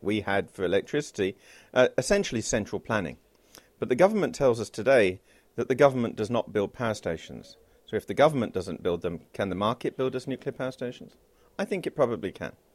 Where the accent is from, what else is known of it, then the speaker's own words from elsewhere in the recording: United Kingdom; as a British citizen